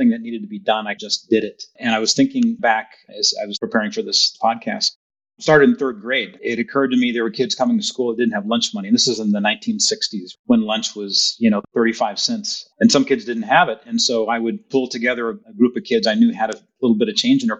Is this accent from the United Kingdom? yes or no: no; Rowland Heights, California, United States; also born or lived in Berkeley, California / Los Angeles, California; I grew up actually in Southern California. Before that, I actually lived in Los Angeles. Born in Berkeley, lived in Los Angeles for about 5 years and then moved to Roland Heights, California.